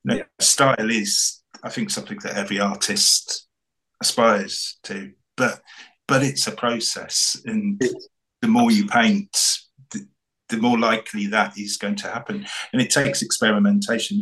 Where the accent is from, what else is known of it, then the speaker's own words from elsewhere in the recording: the Fens, East of England, United Kingdom; also born or lived in North Norfolk coast; I grew up in the Fens, so the skies are massive. I now live on near the North Norfolk coast